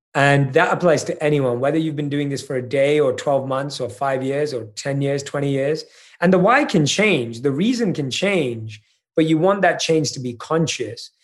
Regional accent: United Kingdom; I'm British

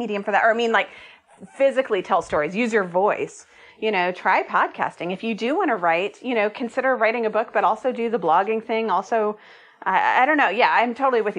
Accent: Austin, Texas, United States; moved away as an adult; also born or lived in Oregon; I'm from Austin, but I hadn't lived here in a decade

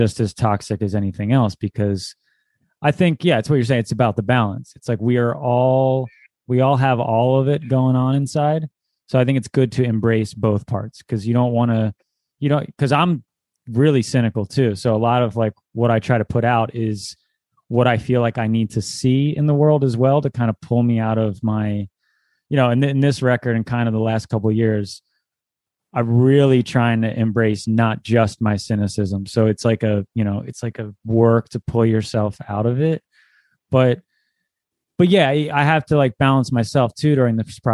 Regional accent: New Jersey, United States; I come from South Jersey, where it's like the birthplace of emo, pop punk, hardcore. That's kind of like what I came up with, that scene in high school

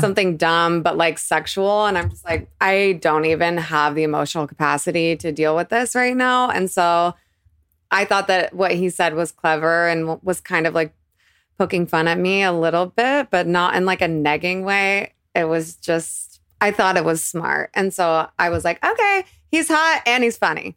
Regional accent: Boise, Idaho, United States; also born or lived in Boulder, Colorado; I was born in Boulder, but I grew up primarily in Idaho

